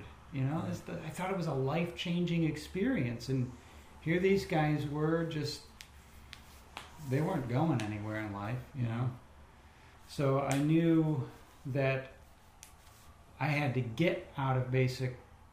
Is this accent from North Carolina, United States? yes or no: no; Chicago, Illinois, United States; moved away as an adult; also born or lived in Indiana; that's where I grew up in Illinois. Well, Chicagoland area specifically